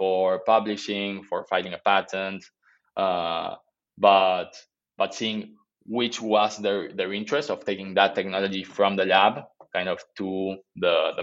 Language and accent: English; Argentina; I'm from Argentina